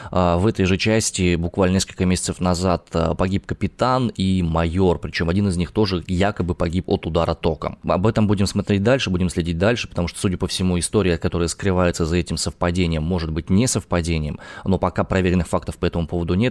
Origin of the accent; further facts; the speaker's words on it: Omsk, Omsk Oblast, Russia; из Омска.